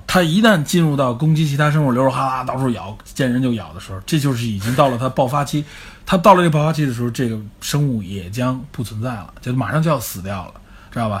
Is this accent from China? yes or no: yes; China; 我们中国人